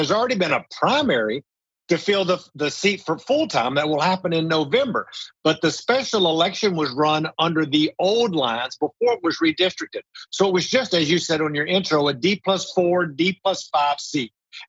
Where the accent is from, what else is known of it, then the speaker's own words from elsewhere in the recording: Texas, United States; moved away as an adult; now in Washington, D.C., United States; Texas, in my home state